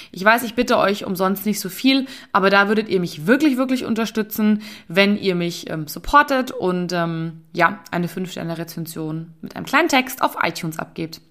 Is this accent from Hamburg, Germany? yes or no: no; Bavaria, Germany; bei uns in Bayern